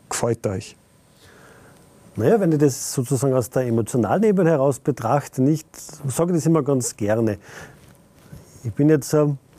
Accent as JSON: {"language": "German", "town": "Saalfelden", "region": "Salzburg", "country": "Austria", "tie": "born there", "said": "bin ein gebürtiger Saalfeldner und die Messungen an der Pasterze sind aus einer Initiative herausgekommen, die in Saalfelden passiert sind."}